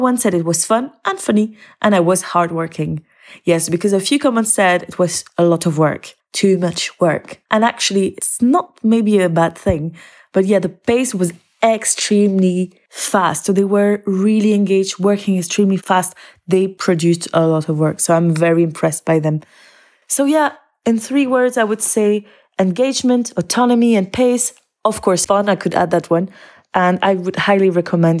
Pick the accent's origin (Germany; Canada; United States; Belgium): Belgium; moved away as an adult; now in Aberdeen, United Kingdom; I come from Belgium, but I teach in Scotland in Aberdeen at Bucksburn Academy.